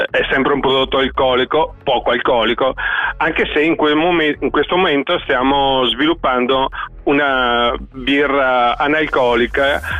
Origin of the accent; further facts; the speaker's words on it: Verona, Veneto, Italy; siamo di Verona.